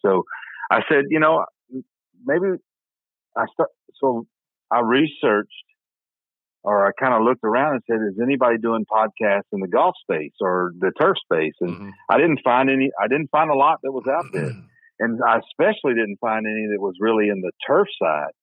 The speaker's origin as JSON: {"language": "English", "region": "Middle Tennessee", "country": "United States", "tie": "born or raised there", "said": "I grew up in Middle Tennessee"}